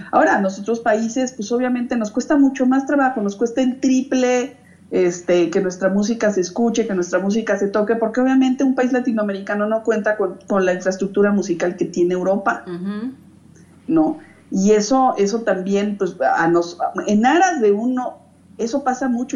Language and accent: Spanish; Mexico; Y yo la verdad es que crecí en México